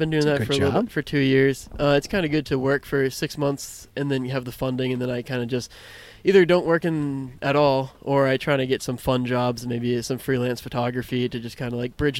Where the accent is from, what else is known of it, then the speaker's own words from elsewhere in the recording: Burlington, Massachusetts, United States; moved away; also born or lived in New Hampshire; I was from Burlington, Massachusetts.